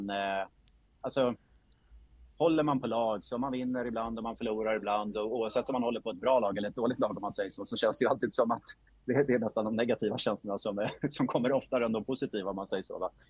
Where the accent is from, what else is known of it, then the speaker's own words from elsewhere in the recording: Gotland, Sweden; born there; moved away; Jag flyttade till Stockholm 1983. Eh, jag är född på Gotland eh, men hamnade i Stockholm eh, med min mamma.